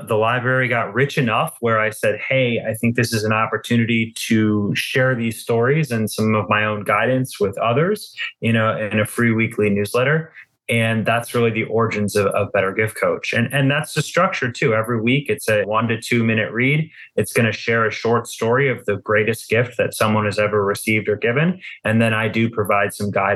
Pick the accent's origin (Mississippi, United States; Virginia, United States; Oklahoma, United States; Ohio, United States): Ohio, United States; Cleveland; I am based in my hometown of Cleveland, Ohio.